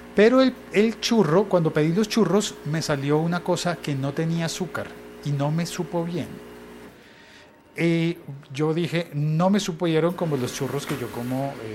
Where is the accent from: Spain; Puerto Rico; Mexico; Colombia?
Colombia; Hoy en mi país se celebra la Noche de las Velitas